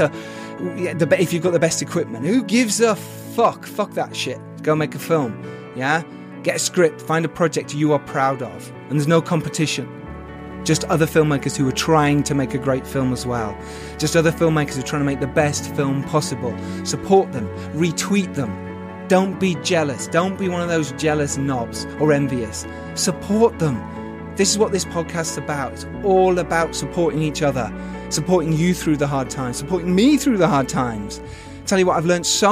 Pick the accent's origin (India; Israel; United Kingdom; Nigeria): United Kingdom; in the UK, my home country